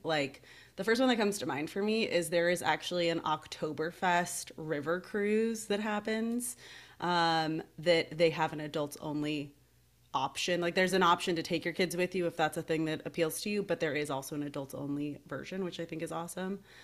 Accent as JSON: {"language": "English", "town": "Seattle", "region": "Washington", "country": "United States", "moved": "as an adult", "lives_now": "San Antonio, United States", "said": "I live in San Antonio. I'm originally from the Seattle area"}